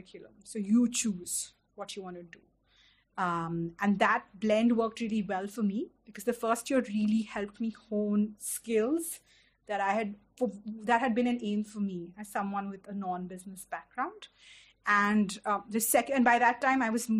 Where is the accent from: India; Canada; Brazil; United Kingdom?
India; Delhi; I had lived in Delhi all my life, but I didn't know Delhi beyond a Connaught Place because I grew up in South Delhi